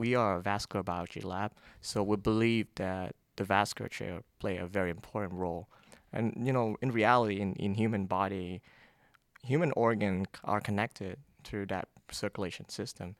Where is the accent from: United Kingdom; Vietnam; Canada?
Vietnam; moved away as an adult; now in United States; I grew up in Vietnam